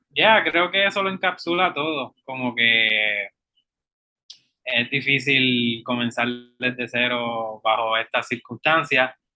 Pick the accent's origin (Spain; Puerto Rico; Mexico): Puerto Rico; esas realidades que vivimos contemporáneamente como puertorriqueños